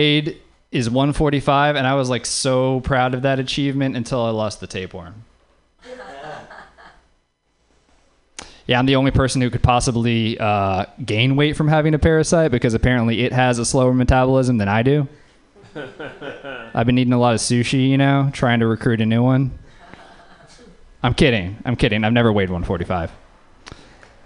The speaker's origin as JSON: {"language": "English", "region": "Louisiana", "country": "United States", "moved": "yes", "said": "I'm from Louisiana."}